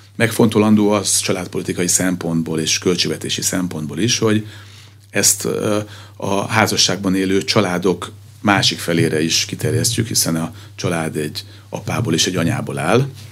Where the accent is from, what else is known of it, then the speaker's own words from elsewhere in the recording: Pécs, Baranya, Hungary; Magam Pécsi vagyok